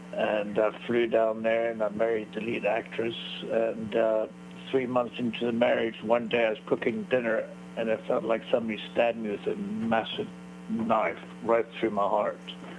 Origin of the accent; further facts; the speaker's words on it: South Africa; also born or lived in Belgium / United States / Canada / Chile; basically, I grew up in South Africa, and then I was born in Belgium, grew up in South Africa, then went to Florida, Canada, and Chile.